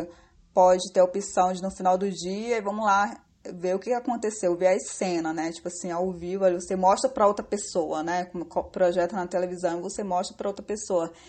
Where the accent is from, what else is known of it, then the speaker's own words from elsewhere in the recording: Amazonas, Brazil; moved away as an adult; now in Rio de Janeiro, Brazil; sou amazonense, morando já há cinco anos no Rio